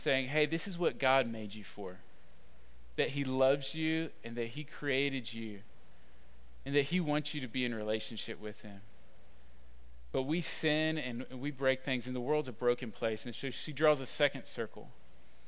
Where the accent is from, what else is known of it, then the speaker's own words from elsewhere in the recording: Atlanta, Georgia, United States; now in Austin, United States; I'm from Atlanta